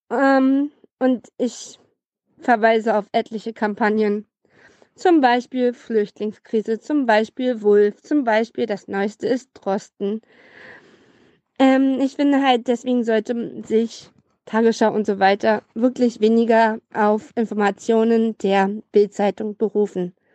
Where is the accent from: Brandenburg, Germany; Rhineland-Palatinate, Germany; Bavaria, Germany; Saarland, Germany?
Brandenburg, Germany; ich komme auch aus Brandenburg